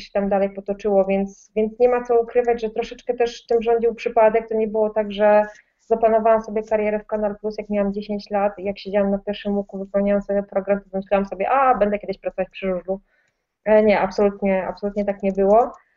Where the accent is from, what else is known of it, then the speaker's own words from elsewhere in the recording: Opole, Opole Voivodeship, Poland; moved away as an adult; now in Warsaw, Poland; jestem z Opola, Opole jest raczej małą miejscowością, stolicą województwa